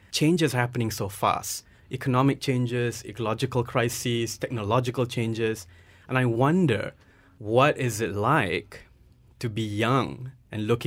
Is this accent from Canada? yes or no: no; Nottingham, East Midlands, United Kingdom; both of you are from Nottingham. I'm from Nottingham as well.